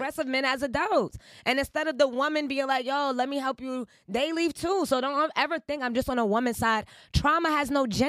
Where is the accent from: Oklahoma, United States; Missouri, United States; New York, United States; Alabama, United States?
New York, United States; New York City; I'm from Queens